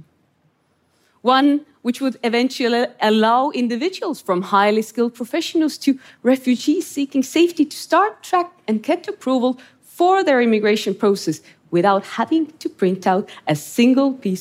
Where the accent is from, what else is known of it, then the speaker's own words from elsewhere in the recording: Estonia; I grew up in Estonia under Soviet occupation